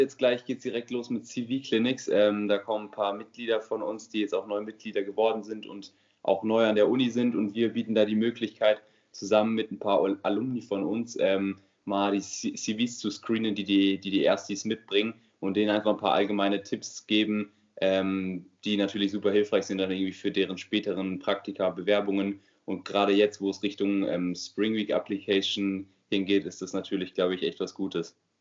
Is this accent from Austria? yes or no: no; near Frankfurt, Hesse, Germany; moved away as an adult; now in Mannheim, Germany; ich komme selbst aus der Nähe von Frankfurt, ähm, wohne aber jetzt natürlich wegen dem Studium in Mannheim.